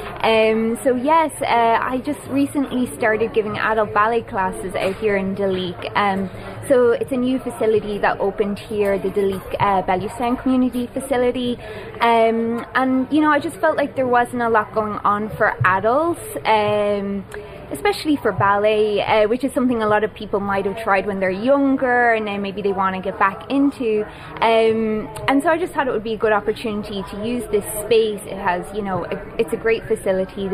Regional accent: Drogheda, Leinster, Ireland; I'm from Drogheda. So I started taking children's ballet classes in the town when I was younger

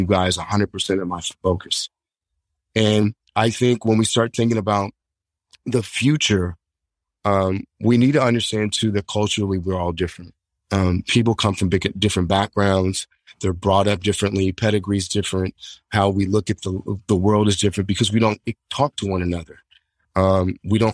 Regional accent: Hutchinson, Kansas, United States; my hometown, Hutchinson, Kansas

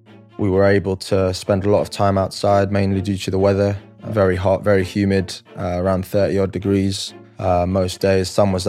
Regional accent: Singapore; also born or lived in Philippines; So growing up, I grew up in Asia, born in the Philippines, lived there for 7-8 years, then moved to Singapore when I was 8 or 9.

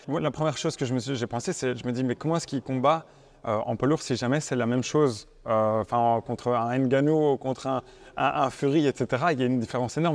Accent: Belgium; on est belges

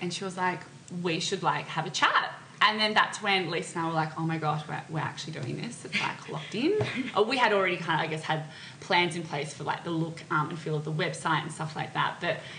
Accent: Australia; we're two girls from Australia.

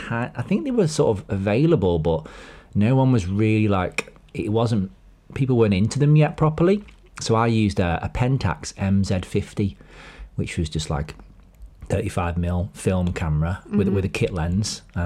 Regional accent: New York, United States; I grew up near Yonkers.

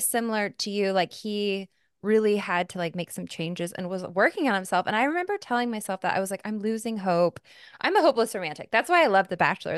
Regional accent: Arizona, United States; moved away; also born or lived in New York; I grew up in Arizona

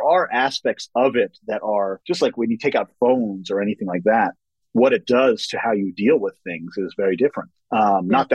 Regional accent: New York, United States; I was growing up in New York

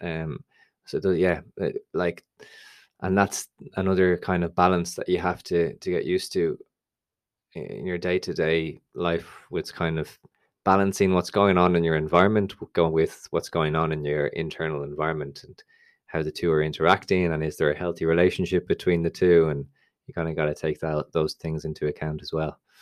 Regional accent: Dublin, Leinster, Ireland; I'm obviously from Dublin

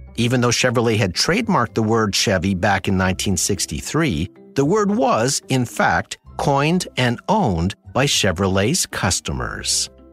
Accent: Sudbury, Ontario, Canada; my hometown of Sudbury.

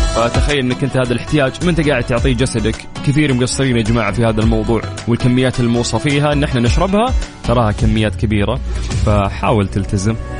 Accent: Saudi Arabia; عندنا في المملكة العربية السعودية

